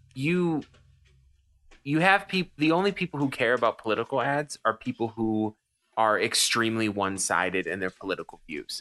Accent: United States; I'm an American.

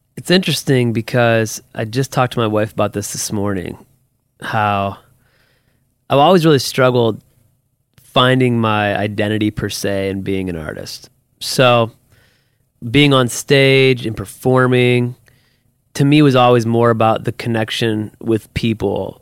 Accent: Toledo, Ohio, United States; also born or lived in Perrysburg, Ohio; I grew up in Toledo, so my wife and I were actually both born at the Toledo Hospital

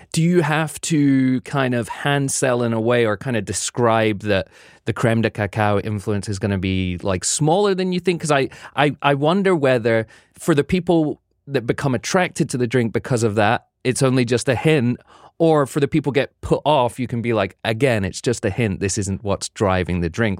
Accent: United Kingdom; now in New York, United States; being a Brit

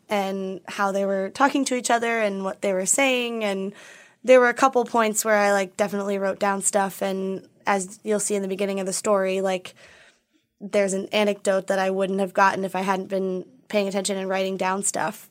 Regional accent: Minneapolis, Minnesota, United States; moved away; I'm from Minneapolis

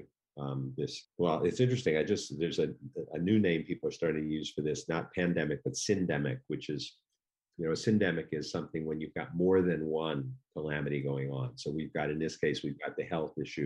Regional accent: Washington, District of Columbia, United States; I was from Washington, D.C., not quite the North

